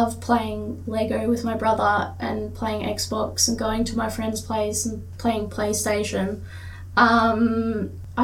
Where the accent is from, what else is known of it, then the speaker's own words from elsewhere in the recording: Australia; Australia is a British colony. We've got a lot of Europeans.